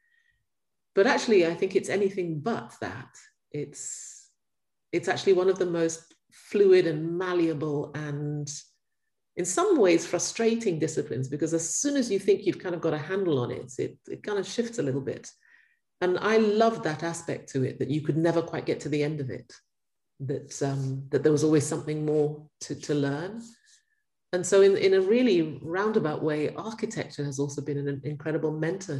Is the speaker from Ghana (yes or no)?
yes; Ghana; I grew up in Ghana